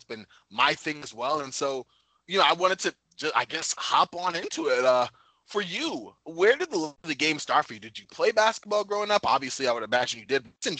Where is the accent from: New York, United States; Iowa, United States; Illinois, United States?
New York, United States; growing up in New York